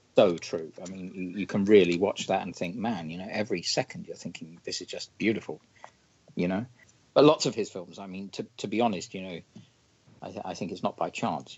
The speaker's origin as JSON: {"language": "English", "region": "London", "country": "United Kingdom", "tie": "born or raised there", "said": "I grew up in London"}